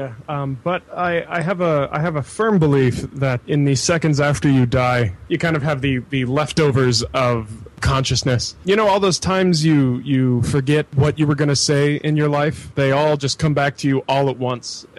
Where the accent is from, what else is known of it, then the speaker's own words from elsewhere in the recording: Bay Area, California, United States; now in Boston, United States; I was born in the Bay Area of California